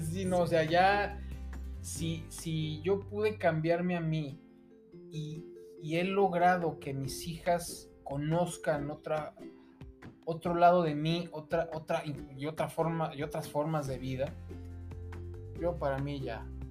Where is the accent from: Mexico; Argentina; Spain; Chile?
Mexico; uno como mexicano